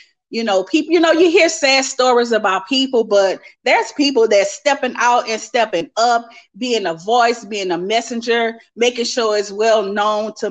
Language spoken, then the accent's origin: English; Lafayette, Louisiana, United States; I'm from Lafayette, Louisiana.